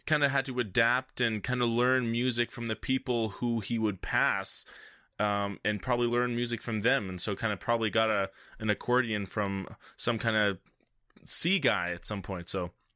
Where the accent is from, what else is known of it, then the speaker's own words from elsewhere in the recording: Canada; I'm French Canadian